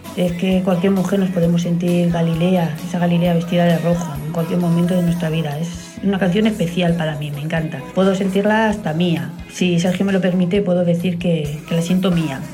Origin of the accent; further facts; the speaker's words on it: Valladolid, Castile and León, Spain; now in Benidorm, Spain; vivo en Benidorm, pero soy nacida en Valladolid, pucelana